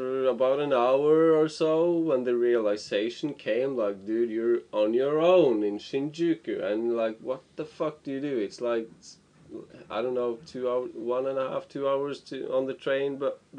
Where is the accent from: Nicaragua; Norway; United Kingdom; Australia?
Norway; moved away as an adult; now in Tokyo, Japan; from Norway, staying here in Tokyo for half a year